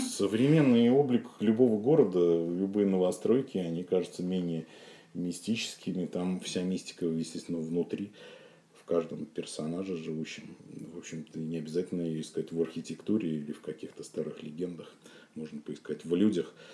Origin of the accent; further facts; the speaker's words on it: Saint Petersburg, Russia; я родился и вырос как раз э, в самом центре. Я жил на канале Грибоедова